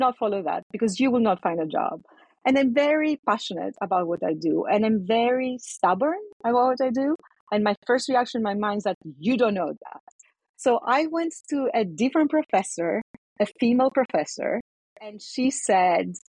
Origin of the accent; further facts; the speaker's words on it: Athens, Attica, Greece; moved away; I was born and raised in Athens in Greece